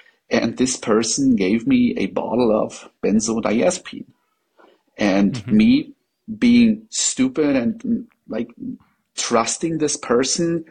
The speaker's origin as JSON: {"language": "English", "country": "Germany", "second_language": "English", "said": "I am not a native English speaker. I'm from Germany"}